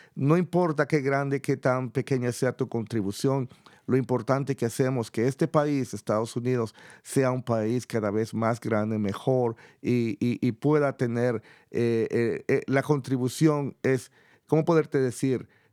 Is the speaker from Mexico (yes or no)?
no; El Salvador; moved away; Yo, por ejemplo, vengo de El Salvador, de una comunidad muy pequeña